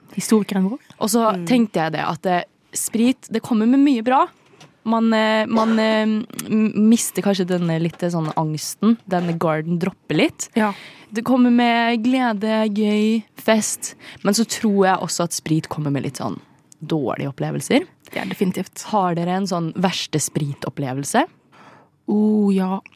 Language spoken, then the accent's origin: Norwegian; Indre Østfold, Norway; jeg er fra Indre Østfold.